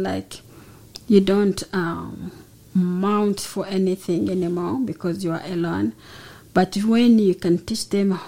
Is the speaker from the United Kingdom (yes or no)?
no; DR Congo; I am from the Democratic Republic of the Congo.